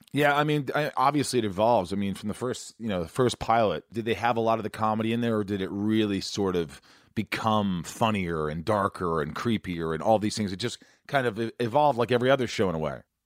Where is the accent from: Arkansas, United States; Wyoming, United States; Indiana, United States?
Indiana, United States; also born or lived in New York; I grew up in Indiana, I was born in New York, but I grew up in Indiana